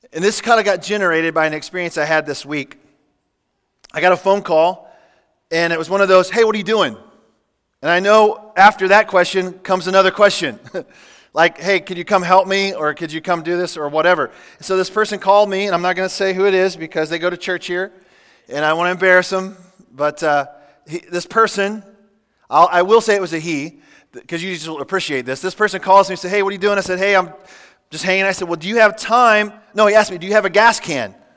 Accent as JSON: {"language": "English", "town": "Kansas City", "country": "United States", "tie": "born or raised there", "moved": "yes", "said": "I grew up in Kansas City"}